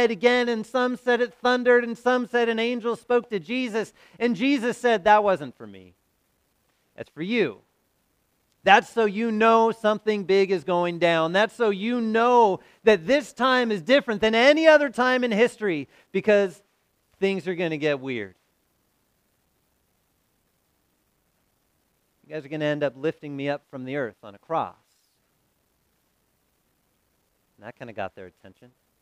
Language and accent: English; Southern California, United States; also born or lived in St. Louis; Growing up in Southern California